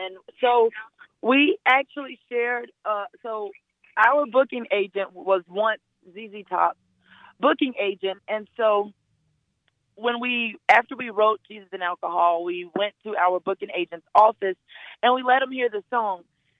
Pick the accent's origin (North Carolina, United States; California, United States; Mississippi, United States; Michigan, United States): Mississippi, United States; And you know, we're from Mississippi, but we actually started out musically in New Orleans.